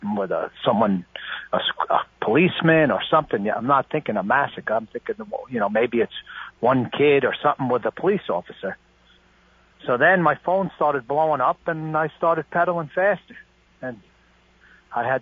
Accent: Long Island, New York, United States; moved away; We have a big family. We're from Long Island

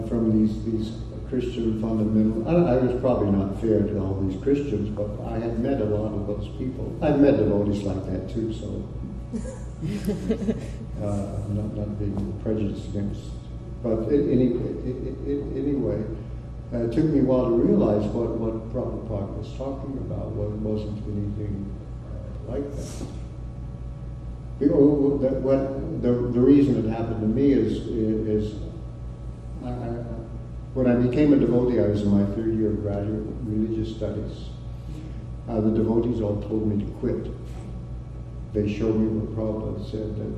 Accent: United States; also born or lived in Texas / Oklahoma; part of my youth, I grew up in Texas and Oklahoma

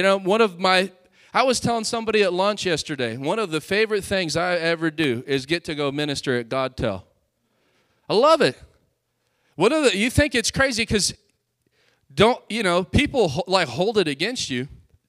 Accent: Hobbs, New Mexico, United States; Anybody ever heard of Hobbs, New Mexico? I'm from there. I'm from Lovington and Hobbs, Lee County.

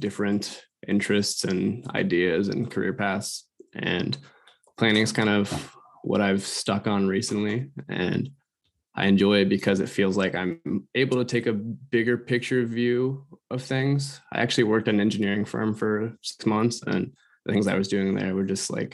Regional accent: Des Moines, Iowa, United States; I was born and raised in Des Moines

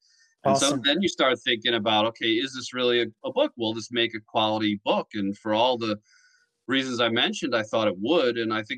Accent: Long Island, New York, United States; also born or lived in Queens, New York / Manhattan, New York; I grew up in New York. I lived in Queens till I was eight, and then moved out to Long Island.

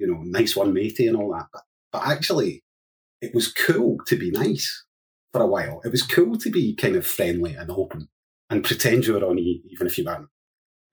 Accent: Hamilton, Scotland, United Kingdom; I grew up in Hamilton in South Lanarkshire

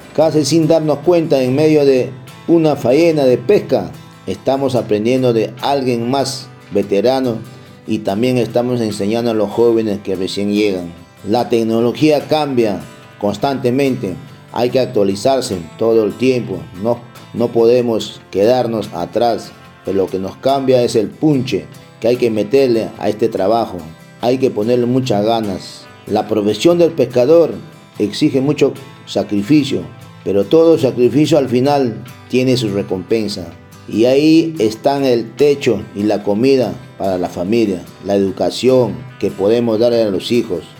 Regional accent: Huacho, Lima, Peru; moved away; also born or lived in Chincha; Yo nací en Huacho, pero fui hasta Chincha

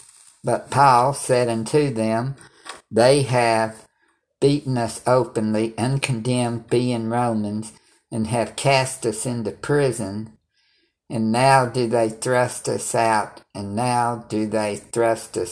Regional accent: United States; I'm American

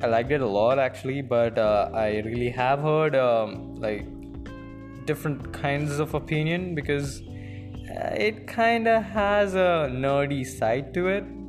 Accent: India; I am an Indian

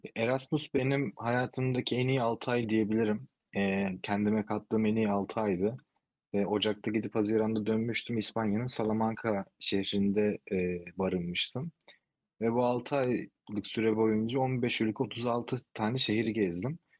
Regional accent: İzmir, Turkey; also born or lived in Istanbul, Turkey / Spain; İzmirliyim, İzmir'de yaşıyorum

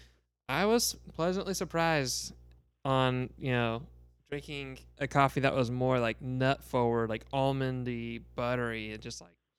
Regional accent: Texas, United States; now in Kentucky, United States; we're from Texas, you know, originally. And I just, ever since moving to Kentucky, like moving further east

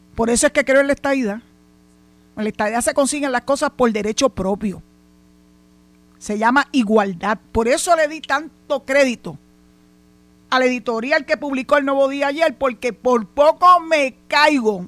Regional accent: Puerto Rico

